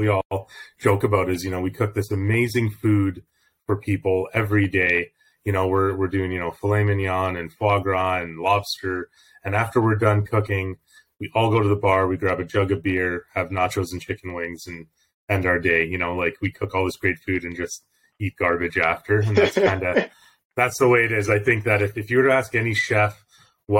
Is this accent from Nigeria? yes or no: no; Calgary, Alberta, Canada; also born or lived in Toronto; So I've lived in Calgary since I was 9 years old. We moved from Toronto when I was little